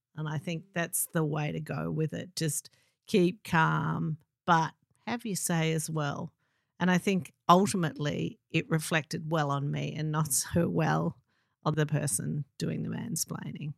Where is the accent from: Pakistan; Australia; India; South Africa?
Australia; Melbourne, Victoria; I'm from Melbourne